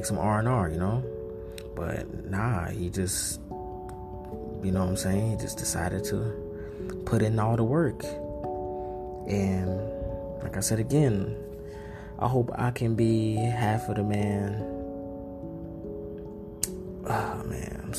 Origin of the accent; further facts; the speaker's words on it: North Carolina, United States; I'm from North Carolina